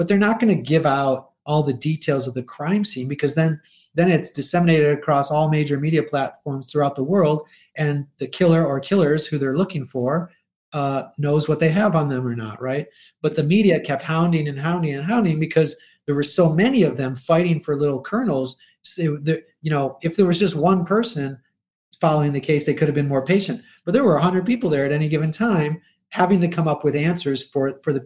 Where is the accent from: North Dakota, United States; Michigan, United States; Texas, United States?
Michigan, United States; Detroit; the urban areas where I grew up in Detroit